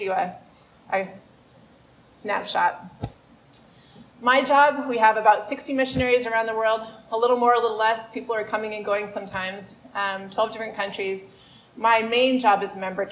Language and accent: English; Maine, United States; I'm from Maine